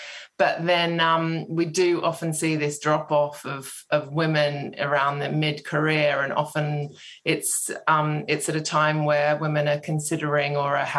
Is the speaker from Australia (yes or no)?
yes; Sydney, New South Wales, Australia; now in United Kingdom; Oh, yeah, it creeps in. I have been here for a while now, but I'm from Sydney, yeah.